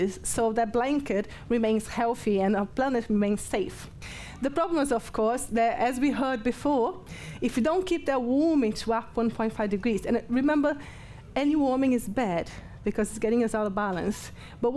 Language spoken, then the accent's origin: English; Brazil; English is a second language; moved away as an adult; now in Nottingham, United Kingdom; I'm from Brazil, so I'm no, English is not my first language